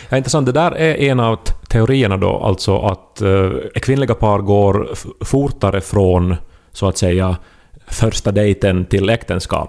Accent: Esse, Ostrobothnia, Finland; i Esse, alltså min hemby

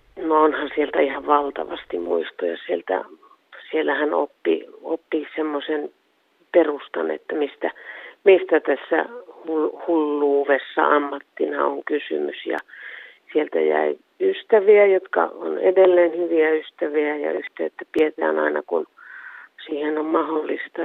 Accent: Suomussalmi, Kainuu, Finland; also born or lived in Kuhmo / Kajaani; Suomussalmellahan mä oon syntynyt Suomussalmen kunnassa ja Suomussalmella oppinut lukemaan

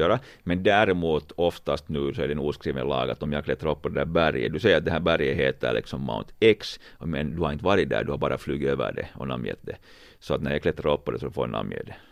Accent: Finland; vi är från Finland

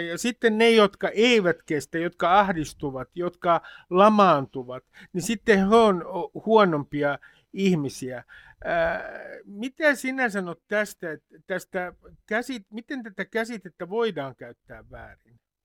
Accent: Nummi-Pusula, Uusimaa, Finland; sieltä mistä mä oon kotoisin, Hämeen ja Uudenmaan ja Varsinais-Suomen raja-alueelta, Nummipusolasta

